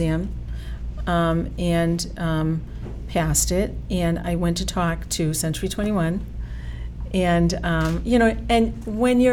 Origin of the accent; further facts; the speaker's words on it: Methuen, Massachusetts, United States; was born in Methuen, Massachusetts.